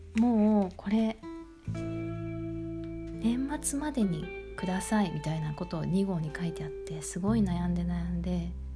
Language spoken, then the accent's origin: Japanese; Kansai, Japan; accent: Kansai-ben; 私関西弁やから